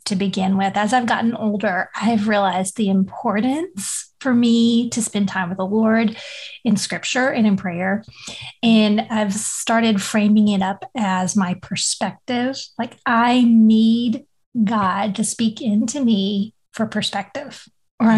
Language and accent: English; Louisiana, United States; now in Texas, United States; In Louisiana, I grew up in the middle of a cotton field